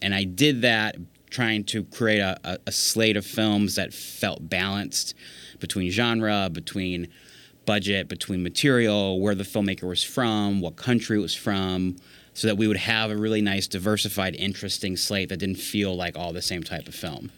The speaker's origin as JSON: {"language": "English", "region": "Virginia", "country": "United States", "tie": "born or raised there", "said": "I grew up in Virginia"}